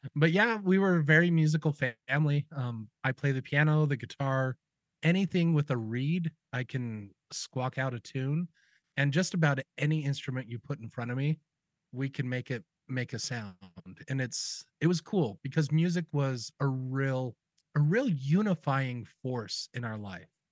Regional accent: Utah, United States; I grew up in Utah, and both my mom and my dad graduated with musical degrees.

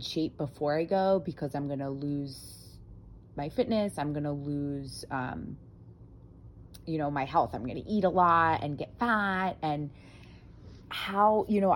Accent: United States; brought up in, you know, the culture of an Italian living in America

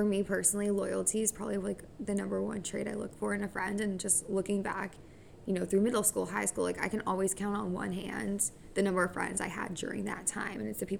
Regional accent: United States; on paper, I'm American. I should be like everybody else

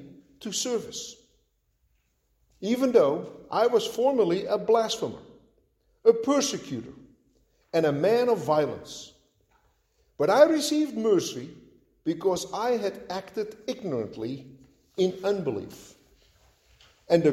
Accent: Netherlands; moved away; at a young age, growing up in Holland.

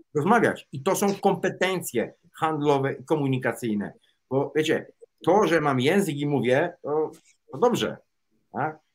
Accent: Łódź, Łódź Voivodeship, Poland; ja się wychowałem w Łodzi na starych bałutach

